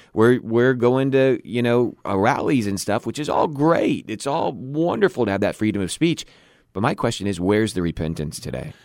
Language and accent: English; United States; as an American citizen